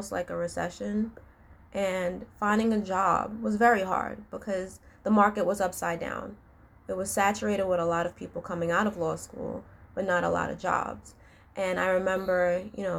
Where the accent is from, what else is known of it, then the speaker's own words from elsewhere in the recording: New York City, New York, United States; I grew up in New York City